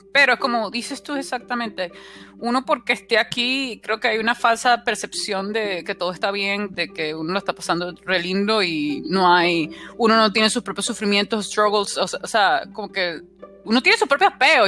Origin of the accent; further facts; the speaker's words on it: La Guaira, Venezuela; moved away as an adult; also born or lived in Maracaibo, Venezuela; now in United States; yo soy de La Guaira